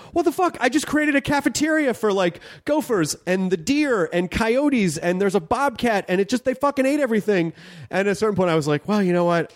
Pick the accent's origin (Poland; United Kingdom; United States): United States; the South; moved away; I grew up in the South